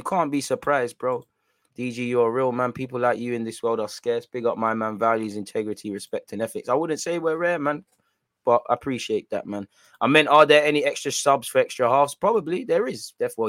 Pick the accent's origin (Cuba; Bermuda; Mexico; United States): Bermuda; I'm from Bermuda, but I've seen Loki watching you for time years, fam.